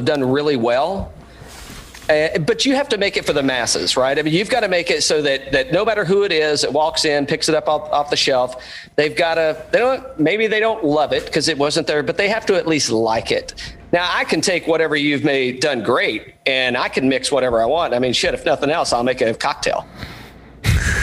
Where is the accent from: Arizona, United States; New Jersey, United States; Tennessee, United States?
Tennessee, United States; East; now in Atlanta, United States; originally I'm from East Tennessee